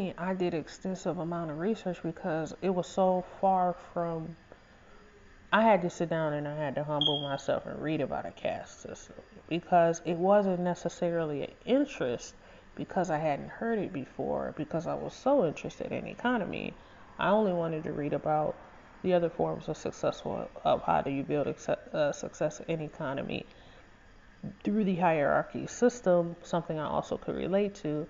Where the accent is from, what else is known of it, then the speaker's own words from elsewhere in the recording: Detroit, Michigan, United States; also born or lived in North End, Detroit / Hamtramck; I was born and raised in Southwest Detroit